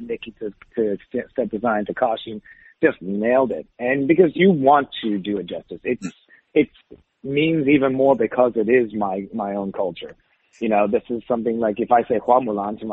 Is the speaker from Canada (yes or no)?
yes; Saint John, New Brunswick, Canada; also born or lived in Taiwan; when we moved from Taiwan, I was like 5. So, you know, I kind of basically was completely raised. You know, I remember a lot of Taiwan as a kid, but still I was raised mostly in Canada in a small place called St. John, New Brunswick